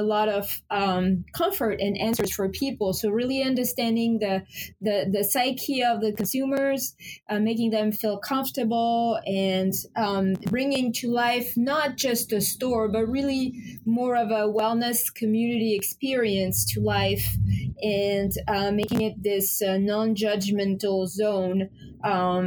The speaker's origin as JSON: {"language": "English", "country": "France", "also_born_or_lived": "Paris, France", "moved": "as an adult", "lives_now": "Portland, United States", "said": "I'm originally from France and I live in Maine now for 18 years. Relocated from Paris, France to Portland, Maine."}